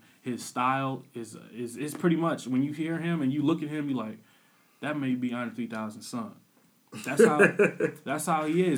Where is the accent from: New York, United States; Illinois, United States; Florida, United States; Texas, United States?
Illinois, United States; Peoria; I'm from Illinois. I'm from Peoria, Illinois